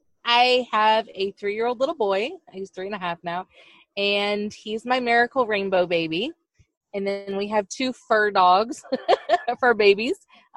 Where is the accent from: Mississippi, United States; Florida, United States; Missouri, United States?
Florida, United States; And then I blame Epcot, because I grew up in Florida and went to Epcot a lot.